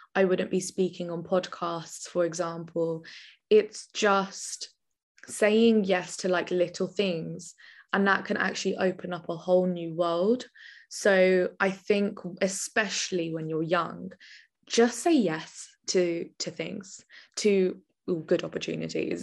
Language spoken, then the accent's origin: English; Milton Keynes, South East England, United Kingdom; also born or lived in Birmingham; I am actually originally from a little town called Milton Keynes, which is a very little posh village, and then I'm also from Birmingham, which is the complete opposite